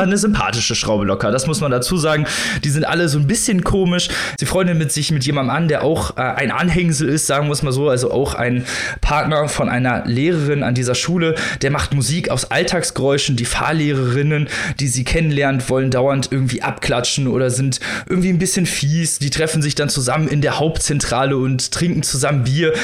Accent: Germany; bei uns in Deutschland

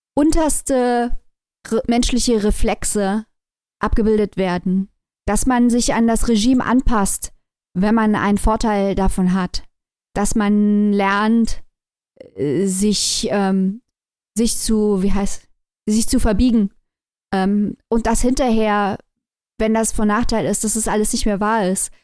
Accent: Germany; wir als Deutsche

